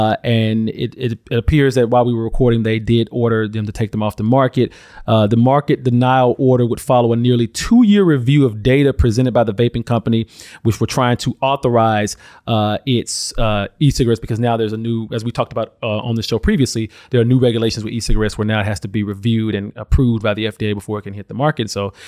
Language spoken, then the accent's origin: English; Alabama, United States; I'm from Alabama